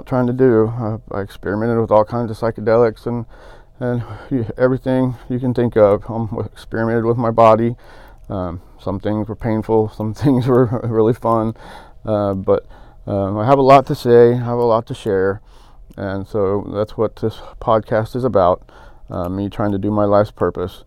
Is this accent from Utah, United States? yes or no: no; Pilot Point, Texas, United States; also born or lived in Dallas, Texas; I grew up in Pilot Point, Texas, and in Dallas